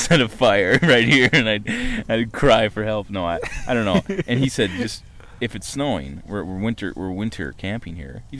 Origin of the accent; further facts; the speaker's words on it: Minneapolis, Minnesota, United States; now in Los Angeles, United States; because we are going back to Minneapolis, and we are from Minneapolis, but we live in L.A. and we're working.